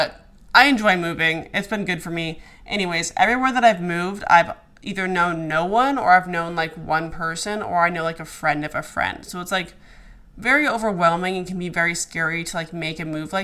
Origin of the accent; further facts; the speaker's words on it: Alaska, United States; moved away as an adult; also born or lived in Arizona / Dallas / Denver; now in New York, United States; I grew up in Alaska, lived there till I was 18, then moved to Arizona